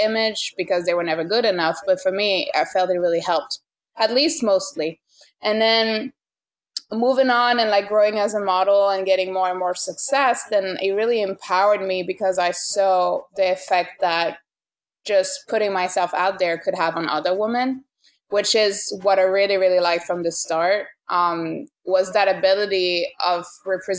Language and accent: English; France; moved away as an adult; now in New York, United States; Growing up in France and just like being a woman in France